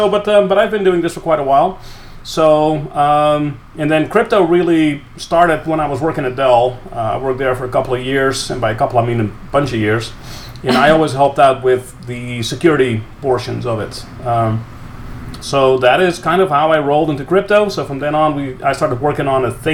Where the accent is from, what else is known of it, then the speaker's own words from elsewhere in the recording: Netherlands; I grew up in the Netherlands